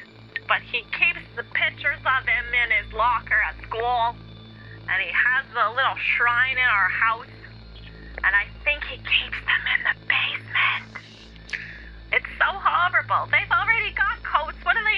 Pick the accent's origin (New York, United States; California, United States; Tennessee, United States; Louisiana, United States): New York, United States; Bronx; Aaron, this is …. I'm from the Bronx.